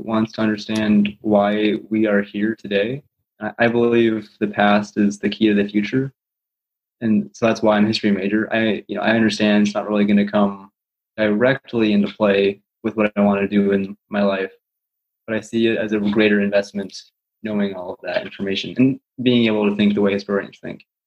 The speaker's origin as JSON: {"language": "English", "region": "Colorado", "country": "United States", "tie": "born or raised there", "also_born_or_lived": "Des Moines, Iowa", "said": "I was born in Des Moines, but when I was two, I moved out to Colorado"}